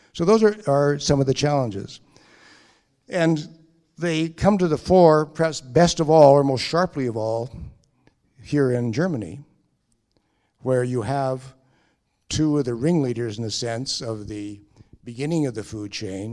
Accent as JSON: {"language": "English", "country": "Canada", "said": "I'm speaking as a Canadian"}